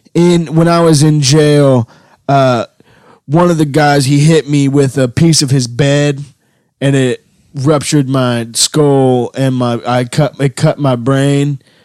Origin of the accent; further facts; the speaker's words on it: Mobile, Alabama, United States; Well, I'm originally from Mobile, Alabama, and that's where.